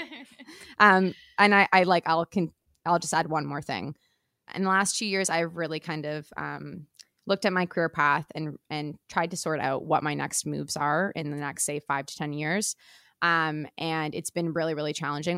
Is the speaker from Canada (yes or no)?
yes; Toronto, Ontario, Canada; I grew up in and around Toronto